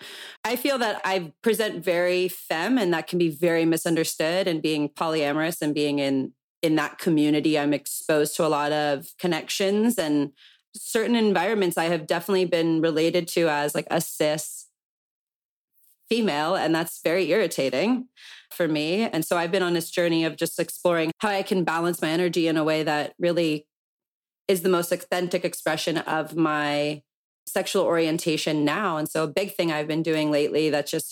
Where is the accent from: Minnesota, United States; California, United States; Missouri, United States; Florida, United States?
California, United States; Calabasas; growing up in Calabasas.